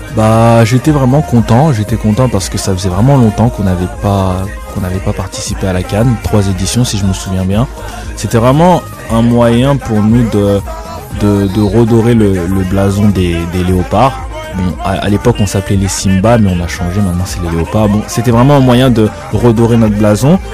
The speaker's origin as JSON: {"language": "French", "country": "DR Congo", "moved": "yes", "lives_now": "Montreal, Canada", "said": "En tant que Congolais"}